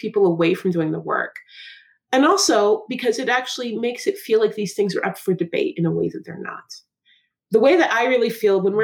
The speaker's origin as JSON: {"language": "English", "town": "Seattle", "region": "Washington", "country": "United States", "tie": "born or raised there", "said": "The way I speak growing up in Seattle with college education"}